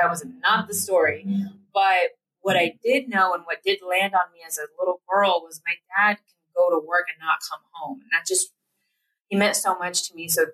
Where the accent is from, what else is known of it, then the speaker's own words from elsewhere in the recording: Platteville, Colorado, United States; we grew up in Platteville, Colorado